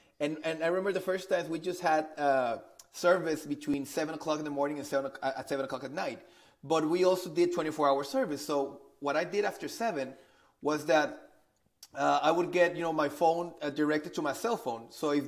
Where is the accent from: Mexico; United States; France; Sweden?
Mexico; Monterrey, Nuevo León; English is a second language; I'm originally from Monterrey, Mexico. So I've been living in Mexico for all my life.